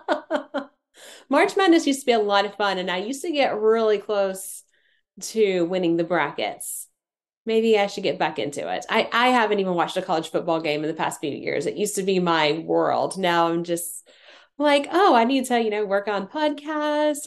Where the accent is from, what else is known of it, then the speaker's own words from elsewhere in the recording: Tennessee, United States; I'm from Tennessee